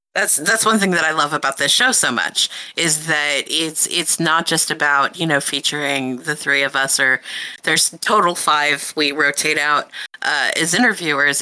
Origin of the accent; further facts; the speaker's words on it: Hollywood, Florida, United States; I was raised in downtown Hollywood